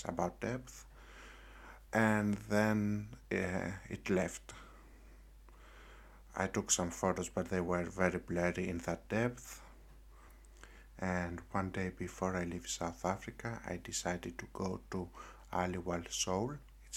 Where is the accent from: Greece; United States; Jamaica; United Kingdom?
Greece; I came back to my home country in Greece